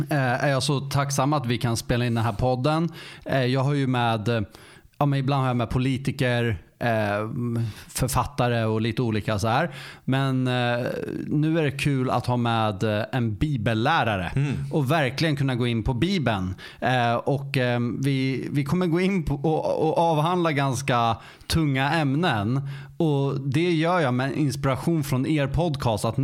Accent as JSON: {"language": "Swedish", "town": "Stockholm", "region": "Stockholm County", "country": "Sweden", "said": "Jag är faktiskt från Stockholm"}